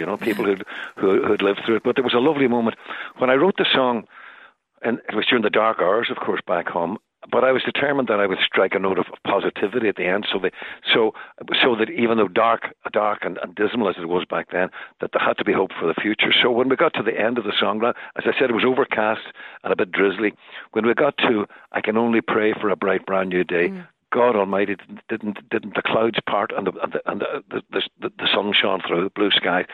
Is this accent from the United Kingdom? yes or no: yes; Derry, Northern Ireland, United Kingdom; my days as a kid growing up in Derry